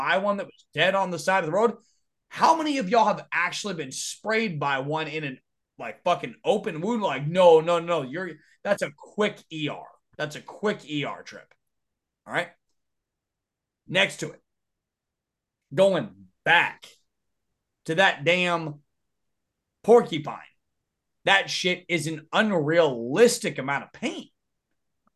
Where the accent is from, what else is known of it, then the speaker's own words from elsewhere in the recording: United States; also born or lived in Texas / Louisiana / Arkansas; I've been born and raised in Texas, Louisiana, and Arkansas for my whole fucking life.